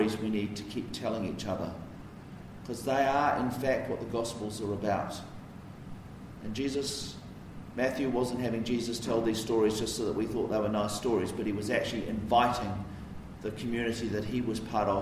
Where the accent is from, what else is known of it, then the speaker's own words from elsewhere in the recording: Wellington, New Zealand; where I grew up in Karori.